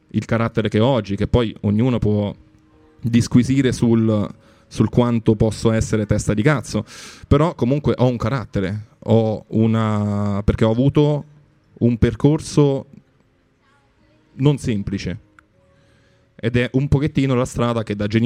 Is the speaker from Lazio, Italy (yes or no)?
yes; Rome, Lazio, Italy; Io sono cresciuto a Roma, ho avuto la... Non è la fortuna, è proprio il culo. Uh, devo dire, ci ho avuto il culo di spostarmi a Roma quando avevo 16 anni